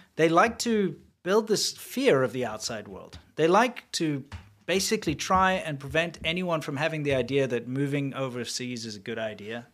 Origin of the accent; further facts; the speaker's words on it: South Africa; moved away; I'm from South Africa